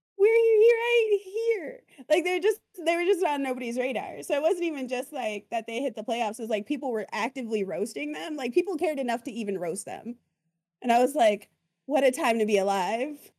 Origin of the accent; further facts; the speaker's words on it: Arizona, United States; I'm also from Arizona